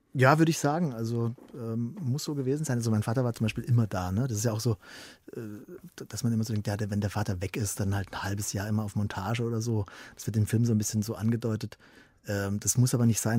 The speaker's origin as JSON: {"language": "German", "region": "Southern Germany", "country": "Germany", "said": "in Süd Süddeutschland, wo ich herkomme"}